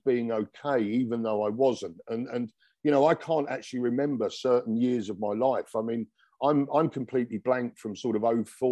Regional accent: London, United Kingdom; now in Dubai, United Arab Emirates; he came from where I came from in London

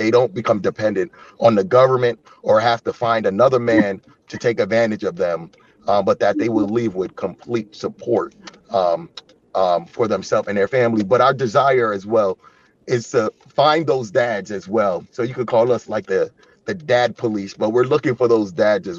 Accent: Yonkers, New York, United States; moved away as an adult; now in Chicago, United States; I'm from a city called Yonkers

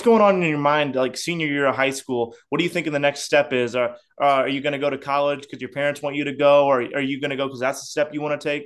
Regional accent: South Bend, Indiana, United States; I grew up in South Bend, Indiana

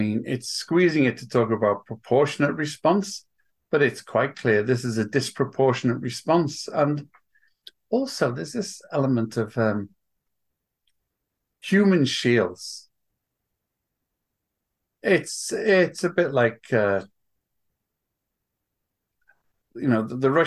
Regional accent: Welsh, Wales, United Kingdom; now in New York, United States; I'm Welsh

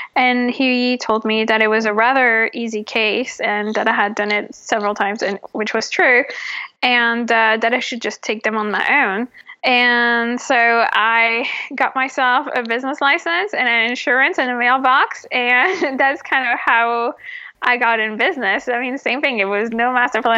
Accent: France; moved away as an adult; now in Los Angeles, United States; I'm originally from France

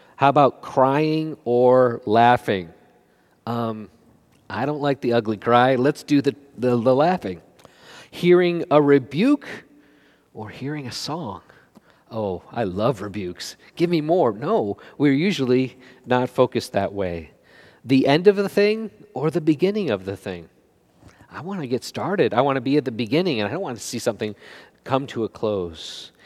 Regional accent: United States

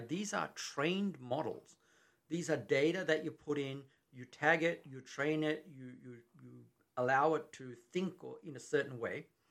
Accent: Australia; accent: Australian; moved away as an adult; now in Texas, United States; I'm from Australia

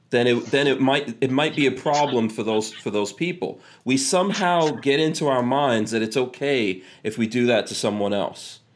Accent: New York City, New York, United States; also born or lived in Caribbean / Africa; I grew up in New York City

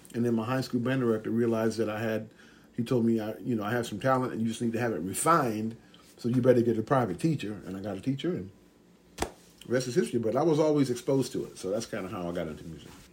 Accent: Atlanta, Georgia, United States; I grew up in Atlanta, Georgia

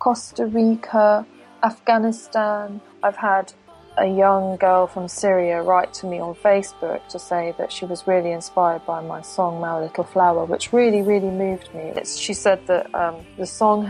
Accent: United Kingdom; Being a British person and being born in Great Britain

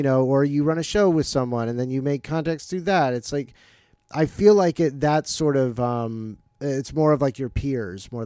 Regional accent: Jacksonville, Florida, United States; moved away as an adult; also born or lived in New Paltz, New York; now in Los Angeles, United States; I grew up in Florida

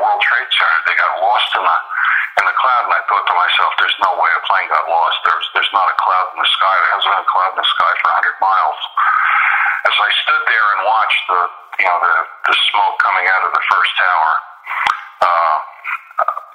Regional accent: Colonia, New Jersey, United States; I grew up in Colonia, New Jersey

